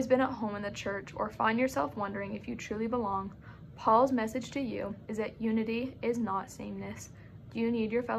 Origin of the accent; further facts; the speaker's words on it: Sandy, Utah, United States; now in Provo, United States; I'm from Sandy, Utah